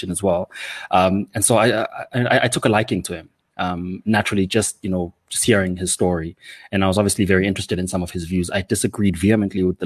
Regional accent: Ladysmith, KwaZulu-Natal, South Africa; also born or lived in Stellenbosch; I was born in Ladysmith, KZN. Did all of my schooling in KZN

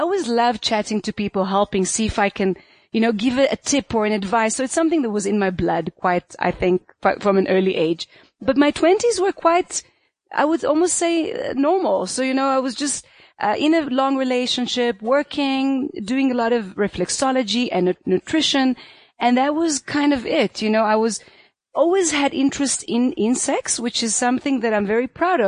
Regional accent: Israel; moved away as an adult; also born or lived in South Africa; I was born in Israel, and I grew up there till I was 30, actually

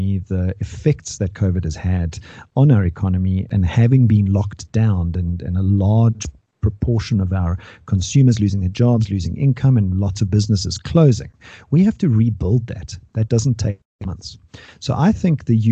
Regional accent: South Africa

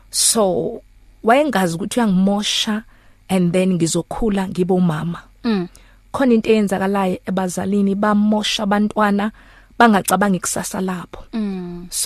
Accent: Soweto, Gauteng, South Africa; ngikhulele Soweto nje ngazalelwe Soweto

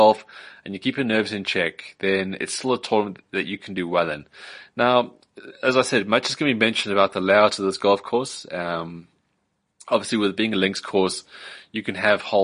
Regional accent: South Africa; as a South African

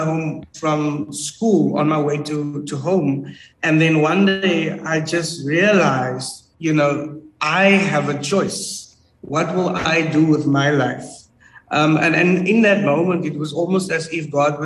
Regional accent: Cape Town, Western Cape, South Africa; I grew up in the Cape Flats

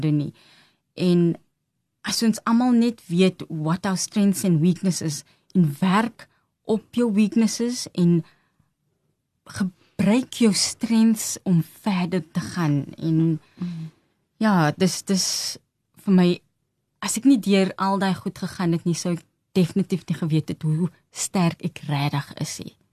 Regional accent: Johannesburg, Gauteng, South Africa; Ons is van Johannesburg. Hmm um, in Revelie groot geword.

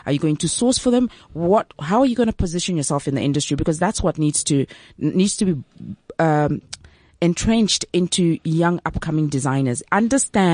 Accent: Zambia; now in South Africa; I'm originally from Zambia

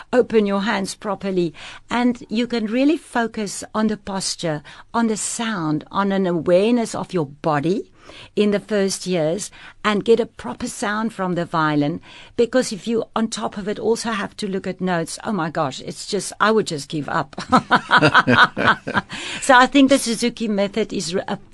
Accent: Pretoria, Gauteng, South Africa; moved away as an adult; also born or lived in France / Cape Town; I grew up in Pretoria with two parents playing violin

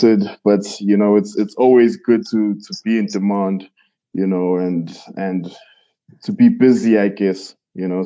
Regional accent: Pietermaritzburg, KwaZulu-Natal, South Africa; moved away as an adult; now in Johannesburg, South Africa; I'm from Pietermaritzburg, a small town in KZN. I moved to Johannesburg, I believe, in 2017

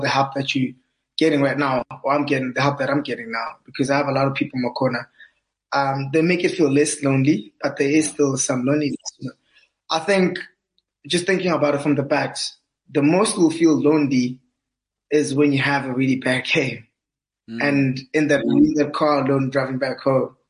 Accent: Welkom, Free State, South Africa; moved away as an adult; also born or lived in Bloemfontein; my whole schooling career was kind of like in Valcom

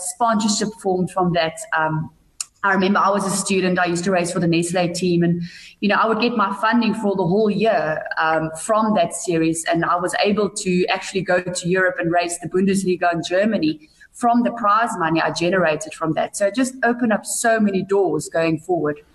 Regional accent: Bethlehem, Free State, South Africa; I grew up in a little town called Bethlehem in the Eastern Free State.

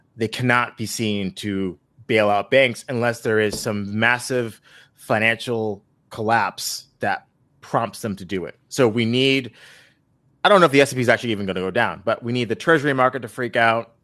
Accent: Buffalo, New York, United States; my hometown of Buffalo.

